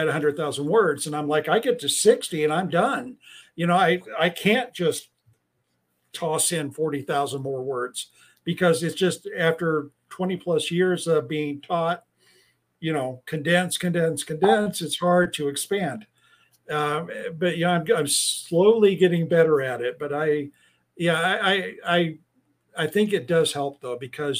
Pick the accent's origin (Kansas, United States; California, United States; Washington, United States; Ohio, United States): California, United States; Turlock; My hometown library in Turlock, where I was born and grew up most of the time